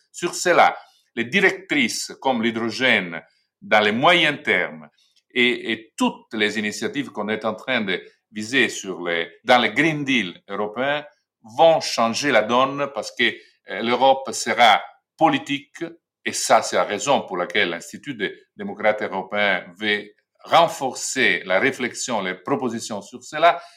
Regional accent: Italy; chez nous en Italie

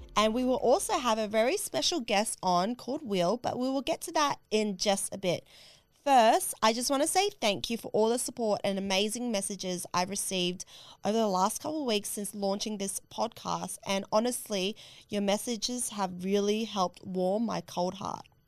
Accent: Australia; I couldn't get home to Australia

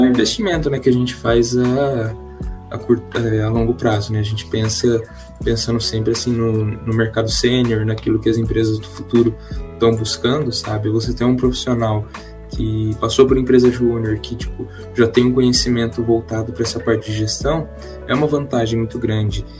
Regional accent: Marília, São Paulo, Brazil; moved away as an adult; now in Londrina, Brazil; sou nascido, criado, sempre vivi em Marília, no interior de São Paulo

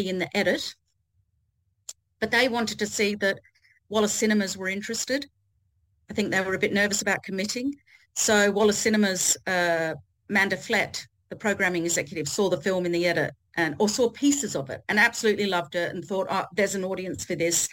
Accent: Australia; I am Australian.

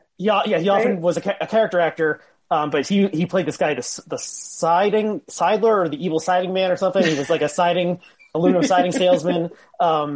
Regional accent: Northern New Jersey, United States; I grew up in Northern New Jersey

